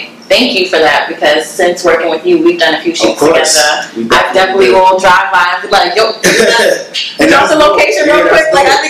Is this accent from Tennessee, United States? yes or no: no; New York, United States; I'm a New Yorker